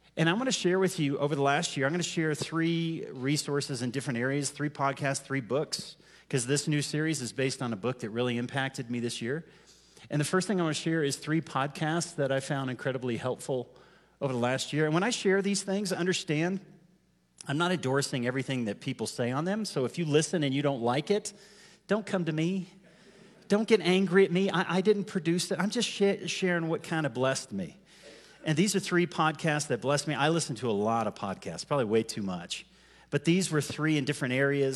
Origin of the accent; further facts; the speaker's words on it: United States; I'm an American.